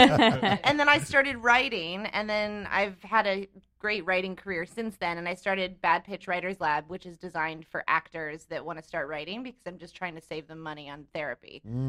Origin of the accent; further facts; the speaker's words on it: Colorado, United States; also born or lived in Italy; I grew up in Colorado, actually, and half in Italy.